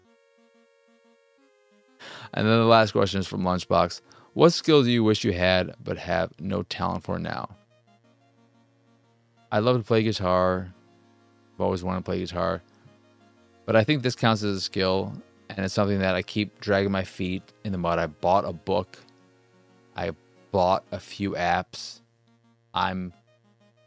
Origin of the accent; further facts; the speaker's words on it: United States; I'm American